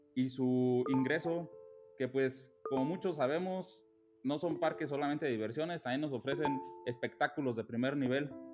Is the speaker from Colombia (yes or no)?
no; Mexico; nosotros como mexicanos